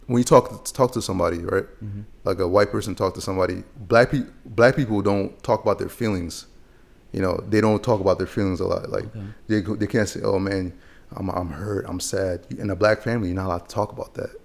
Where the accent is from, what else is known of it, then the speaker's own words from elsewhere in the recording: Harford County, Maryland, United States; also born or lived in Chad; growing up in Harford County